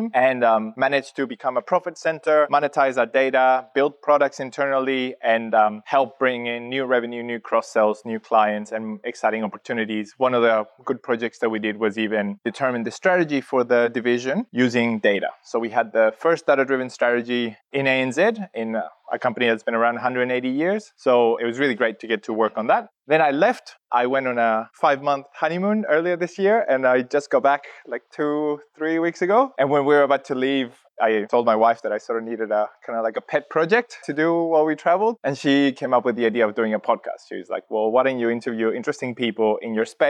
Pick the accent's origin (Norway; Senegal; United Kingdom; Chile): Chile; now in Australia; I'm originally from Chile, from South America. I've been in Australia and working in analytics slash data for 16 years now.